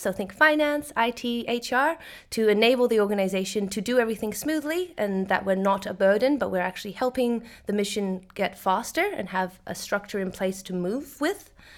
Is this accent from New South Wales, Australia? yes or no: yes; Sydney, New South Wales, Australia; moved away as an adult; now in Netherlands; I am originally from Sydney, Australia, but I moved to the Netherlands to work at the Ocean Cleanup